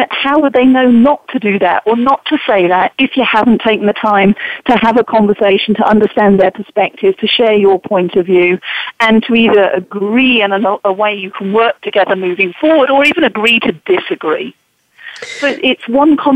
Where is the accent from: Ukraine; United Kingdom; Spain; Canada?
United Kingdom; England; now in United States; as an English woman now living and working in America